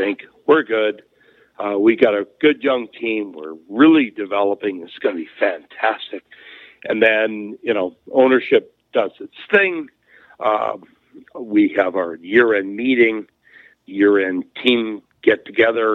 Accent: Pickering, Ontario, Canada; I'm from Pickering

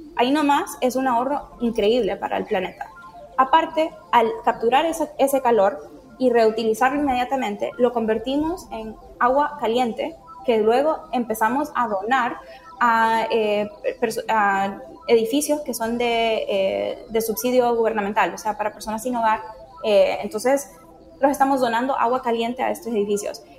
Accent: Tegucigalpa, Francisco Morazán, Honduras; yo crecí en Honduras, en Tegucigalpa, que está bastante cerca a, bosque tropical.

